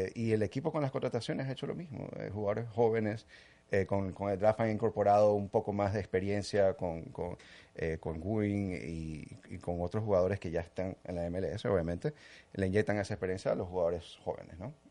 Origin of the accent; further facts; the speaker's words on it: Ecuador; also born or lived in New Jersey, United States / New York, United States; now in Miami, United States; nací en New Jersey, en, Estados Unidos, pero desde muy chiquito me fui para Ecuador. Mis padres son ecuatorianos